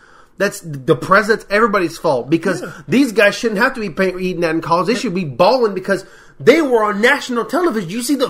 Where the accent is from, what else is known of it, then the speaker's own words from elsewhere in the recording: United States; as an American.